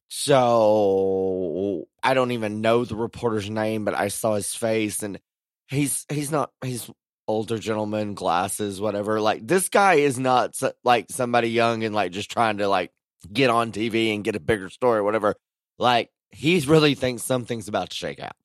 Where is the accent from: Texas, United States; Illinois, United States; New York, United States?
Texas, United States; growing up in Texas